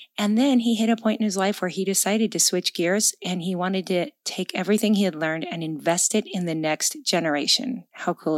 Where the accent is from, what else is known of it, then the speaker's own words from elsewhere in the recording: Gig Harbor, Washington, United States; my hometown of Gig Harbor, Washington